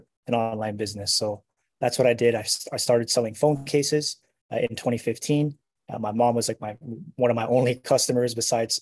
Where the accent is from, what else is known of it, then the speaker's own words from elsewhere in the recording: Hawaii, United States; moved away as an adult; born and raised in Hawaii, and I joined the military when I was 18.